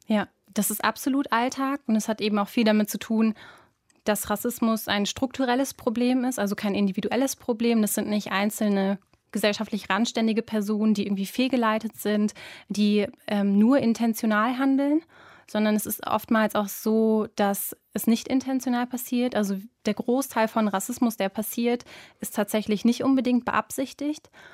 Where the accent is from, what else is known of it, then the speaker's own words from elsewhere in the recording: Duisburg, North Rhine-Westphalia, Germany; aus Duisburg, habe ich doch gesagt. Duisburg-Rheinhausen.